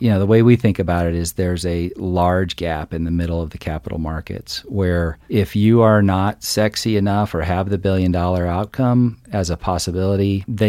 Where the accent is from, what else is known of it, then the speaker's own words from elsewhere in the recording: Illinois, United States; So I grew up in a tiny farming community in the middle of Illinois. So lots of corn and soybeans in every direction, and grew up in a family of entrepreneurs.